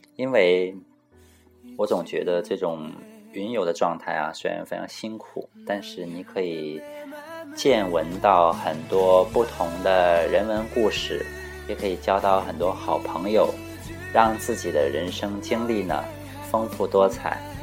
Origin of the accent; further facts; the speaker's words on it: Jilin, China; 很多人都知道我家是东北的，啊，吉林，那吉林长白山，那离这个北朝鲜特别的近